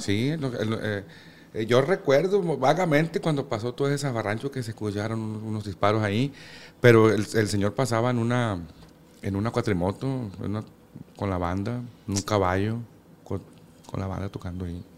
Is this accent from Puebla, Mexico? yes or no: no; Culiacán, Sinaloa, Mexico; yo nací aquí en Culiacán y toda la vida viví en, ahí en Tierra Blanca